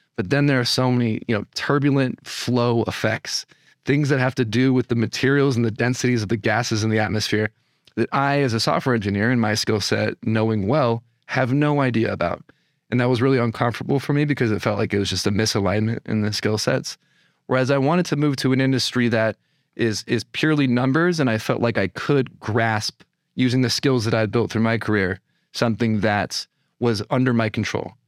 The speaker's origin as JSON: {"language": "English", "region": "California", "country": "United States", "tie": "born or raised there", "also_born_or_lived": "Los Angeles, United States", "moved": "as an adult", "lives_now": "New York, United States", "said": "I, uh, was born and raised in California"}